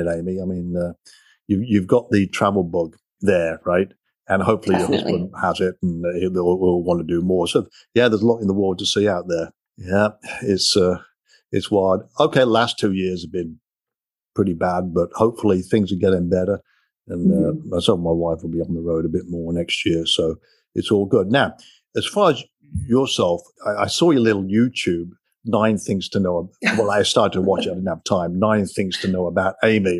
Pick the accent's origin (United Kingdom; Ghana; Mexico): United Kingdom; England; moved away as an adult; now in United States; growing up in England, we used to, me and my buddies, go over the park, kick a soccer ball around and ride a bike